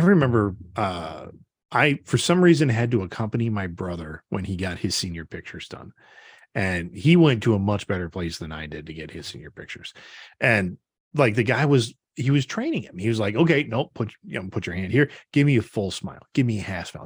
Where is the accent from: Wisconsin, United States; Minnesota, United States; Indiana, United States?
Wisconsin, United States; Brodhead; growing up, um, in, right next to my hometown of Broadhead, there's a town called Orfordville